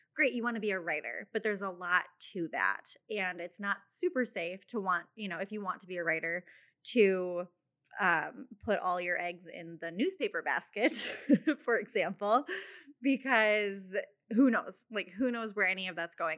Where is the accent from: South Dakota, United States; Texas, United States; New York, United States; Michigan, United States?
South Dakota, United States; Mitchell; also born or lived in Sioux City, Iowa; I grew up in Mitchell, South Dakota, so not too far from Sioux Falls